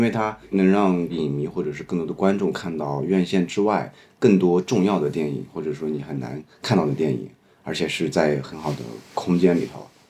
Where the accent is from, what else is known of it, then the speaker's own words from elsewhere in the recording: Shanxi, China; 我是山西人嘛